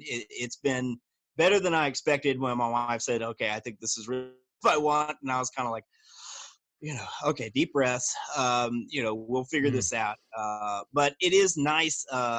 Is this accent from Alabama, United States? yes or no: yes; Dadeville, Alabama, United States; I was raised in Dadeville, Alabama.